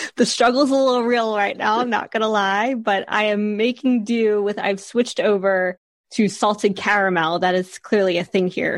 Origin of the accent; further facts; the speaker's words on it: Philadelphia, Pennsylvania, United States; moved away as an adult; also born or lived in New York / Seattle; now in Guernsey; I grew up around Philadelphia area